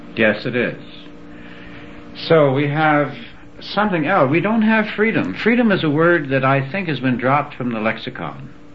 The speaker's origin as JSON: {"language": "English", "region": "New York", "country": "United States", "tie": "born or raised there", "said": "I was raised in New York"}